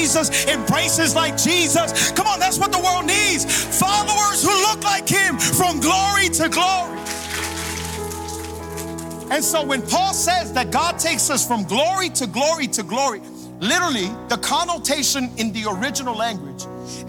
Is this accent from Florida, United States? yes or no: yes; Hialeah, Florida, United States; I'm from Hialeah.